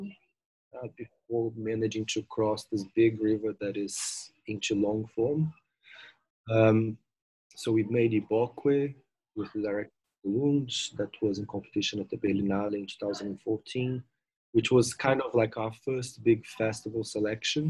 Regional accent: Brazil; moved away as an adult; also born or lived in London, United Kingdom; now in Cape Town, South Africa; I finished my degree in tourism and hospitality in Brazil

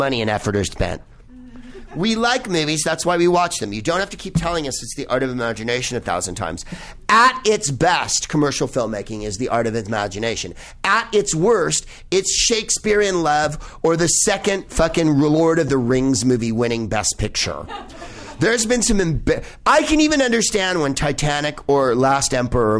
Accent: the Bay Area, California, United States; I'm from the Bay Area

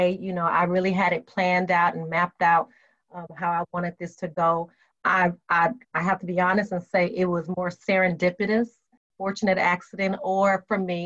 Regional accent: Las Vegas, Nevada, United States; moved away as an adult; now in Charlotte, United States; Born and raised in Vegas, UNLV

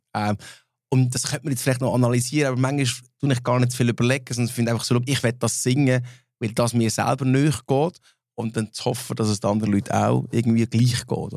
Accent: Switzerland; first language Swiss German; als Schweizer, als Schweizer Mundartband

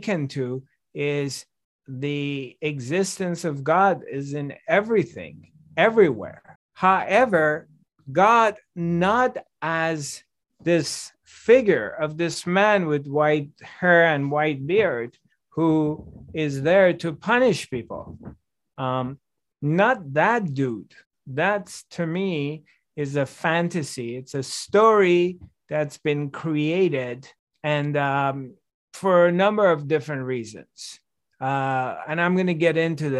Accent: Iran; also born or lived in France; now in Los Angeles, United States; I was 5 years old, and we moved to from France to Iran. And so I'm growing up in Iran

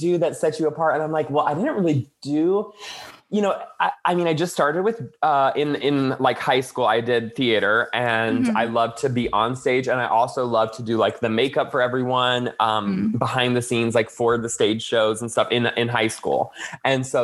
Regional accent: Florida, United States; moved away as an adult; now in Los Angeles, United States; I grew up in Florida, and eventually I moved to Los Angeles

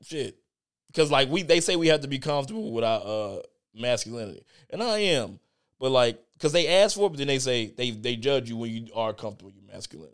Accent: Chicago, Illinois, United States; I'm from Chicago

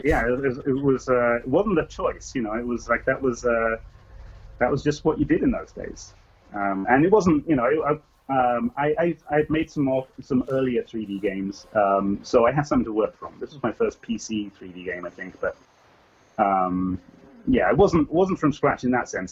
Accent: England, United Kingdom; accent: English; moved away as an adult; now in California, United States; I am English. I don't know how English I still sound. I've been here for like uh, uh, nearly thirty years

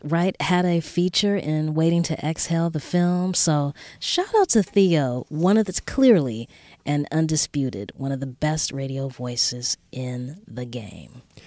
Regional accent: Los Angeles, California, United States; I grew up here in Los Angeles

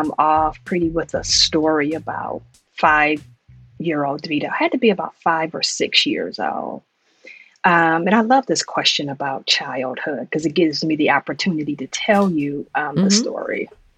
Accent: Detroit, Michigan, United States; moved away; also born or lived in New York City / South Freeport; I was born and raised in Detroit, and the summer times there were really, really special, particularly because I have parents who were part of the Great Migration

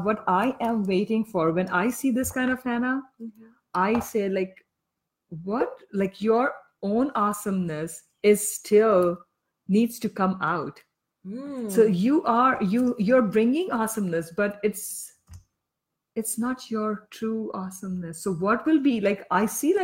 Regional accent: Pakistan; moved away; I am from Pakistan

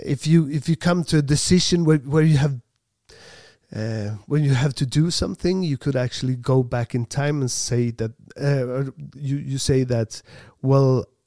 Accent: Sweden; English is a second language; also born or lived in Farsta, Stockholm; We're from Sweden

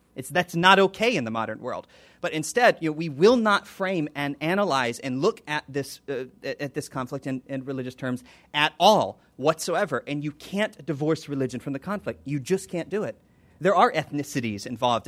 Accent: United States; I'm an American

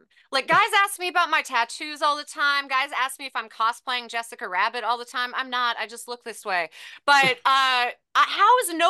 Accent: the South, United States; Like, I'm from the South and I do not know what a gay man has ever been or ever was.

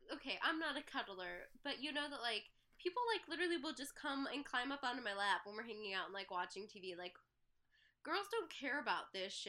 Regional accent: Midwest, United States; I'm from the Midwest.

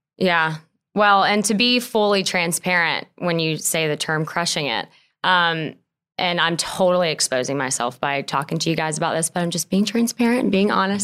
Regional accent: Lexington, South Carolina, United States; moved away as an adult; also born or lived in Spartanburg, South Carolina; now in Greenville, United States; I grew up in Lexington, South Carolina. Um, I lived there pretty much all my life

